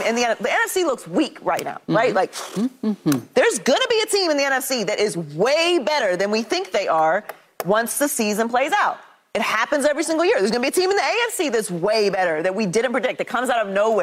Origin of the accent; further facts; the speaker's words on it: Pittsburgh, Pennsylvania, United States; I'm from Pittsburgh